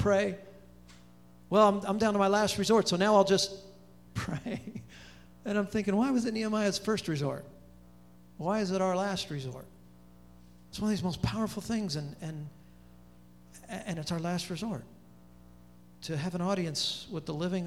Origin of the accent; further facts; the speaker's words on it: Pomona, California, United States; now in Charlotte, United States; I'm talking Pomona, which is the armpit of California